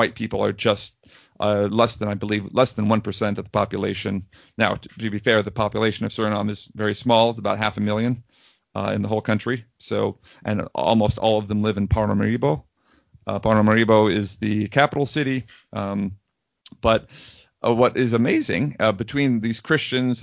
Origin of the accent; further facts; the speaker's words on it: United States; As a white American